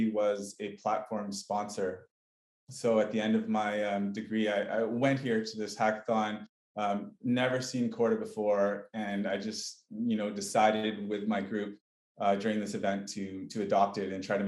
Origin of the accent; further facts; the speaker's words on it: Canada; moved away as an adult; also born or lived in British Columbia / Barcelona, Spain; I'm originally from Canada.